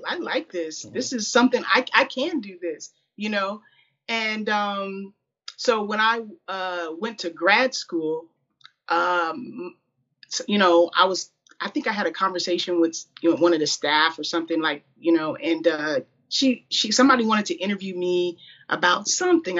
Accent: Springfield, Illinois, United States; I'm from Springfield, Illinois

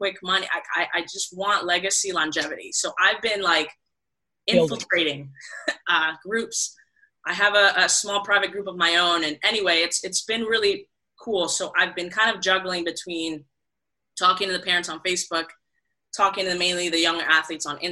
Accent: Puerto Rico; now in Miami, United States; So I'm in Miami, Florida, born and raised in Puerto Rico

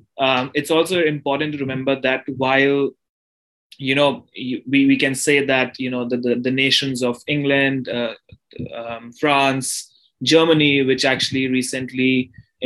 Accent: India; growing up in India

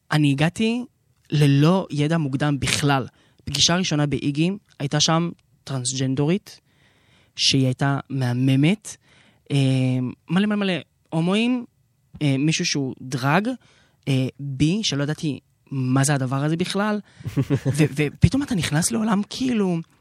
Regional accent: Haifa, Haifa District, Israel; גדלתי שם למשפחה דתית

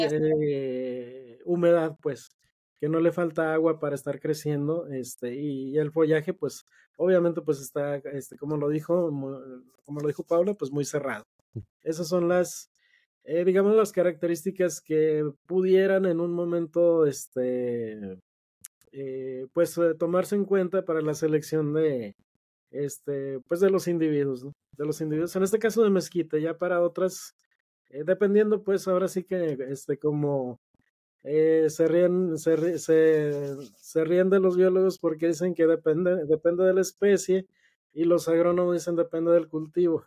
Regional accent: Mexico; nosotros como, como mexicanos, nuestra base de, la base de nosotros como mexicanos

